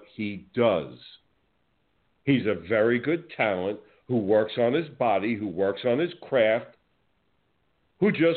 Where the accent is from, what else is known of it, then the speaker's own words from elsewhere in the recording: New Jersey, United States; now in Florida, United States; I'm from New Jersey